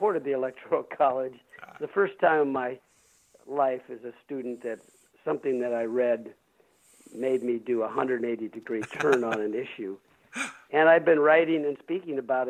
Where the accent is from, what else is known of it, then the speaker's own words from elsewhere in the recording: Peoria, Illinois, United States; moved away as an adult; also born or lived in California; I was born and raised in Peoria, Illinois